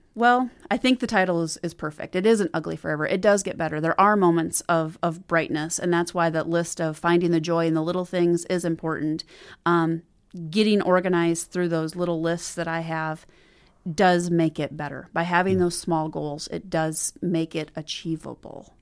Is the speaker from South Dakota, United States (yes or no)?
yes; Watertown, South Dakota, United States; also born or lived in Hamlin, South Dakota; now in Sioux Falls, United States; I grew up in South Dakota. Uh, was born and raised just outside of Watertown.